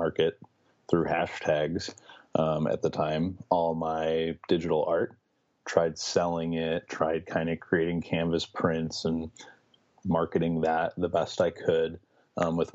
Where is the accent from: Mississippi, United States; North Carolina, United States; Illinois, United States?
Illinois, United States; Chicago; also born or lived in Miami; I'm from Chicago. I've kind of been born and raised here. Lived here my whole life